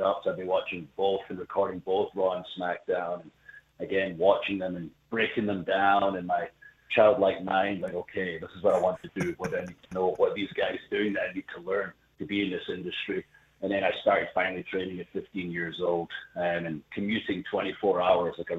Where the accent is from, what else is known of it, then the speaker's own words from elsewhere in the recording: Scotland, United Kingdom; I'm from Scotland